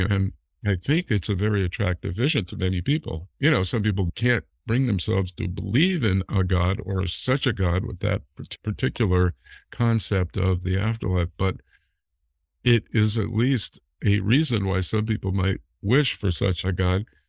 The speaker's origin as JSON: {"language": "English", "town": "Cleveland", "region": "Ohio", "country": "United States", "tie": "born or raised there", "said": "I was born in Cleveland"}